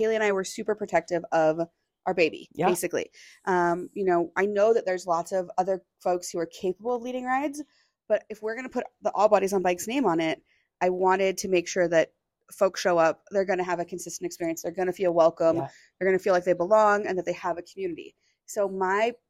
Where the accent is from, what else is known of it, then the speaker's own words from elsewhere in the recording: Seattle, Washington, United States; now in Bentonville, United States; I'm from Seattle. I'm used to riding bikes in the rain